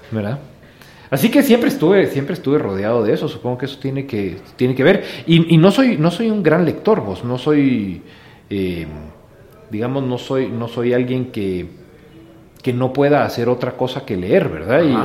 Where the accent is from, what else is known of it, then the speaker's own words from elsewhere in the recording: Guatemala; also born or lived in Switzerland; nací en Suiza, vos, nací en Suiza. Mi papá es suizo, mi mamá es guatemalteca